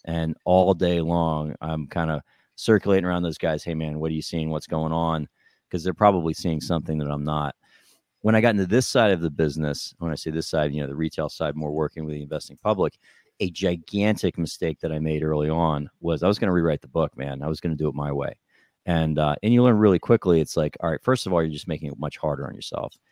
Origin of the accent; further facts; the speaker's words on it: New Jersey, United States; I grew up in New Jersey